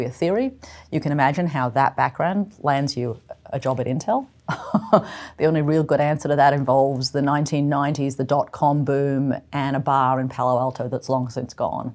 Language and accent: English; Northern Territory, Australia; moved away as an adult; also born or lived in Canberra, Australia / Silicon Valley, United States; I grew up on my mother's field sites in central and northern Australia in the 1970s and 1980s.